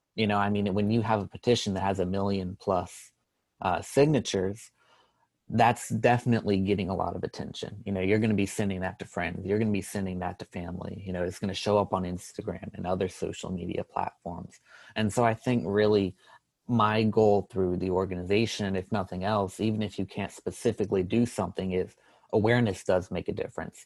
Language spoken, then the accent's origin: English; North Carolina, United States; I'm a junior from North Carolina